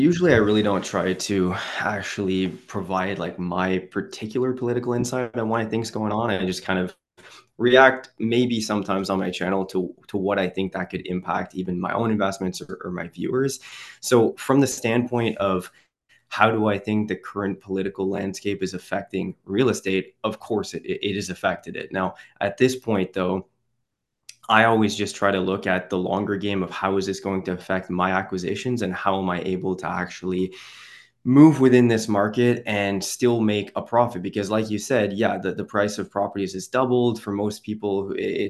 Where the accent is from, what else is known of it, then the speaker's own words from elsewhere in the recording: Quebec, Canada; I'm from the Ottawa region, so the capital of Canada, actually on the Quebec side though. So it's a dual city, kind of split by a river.